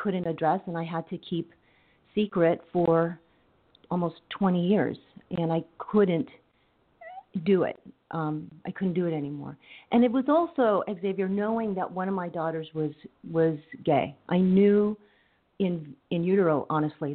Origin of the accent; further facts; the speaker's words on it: Coachella, California, United States; my background, I grew up in Coachella, the granddaughter of farm workers.